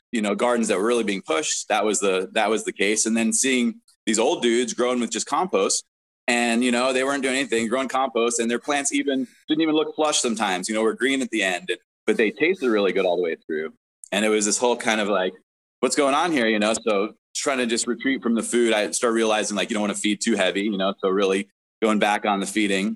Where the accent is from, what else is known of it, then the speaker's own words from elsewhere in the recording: New York, United States; also born or lived in South Africa / Florida; now in West Coast, United States; I was born in South Africa. I grew up in New York and then lived in Florida for a little while before coming out to the West Coast